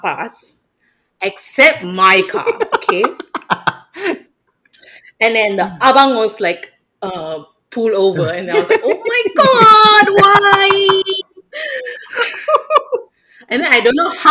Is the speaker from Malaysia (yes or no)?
yes; Ipoh, Perak, Malaysia; moved away as an adult; also born or lived in Kampar; when I moved out from Ipoh, I went to Kampa for college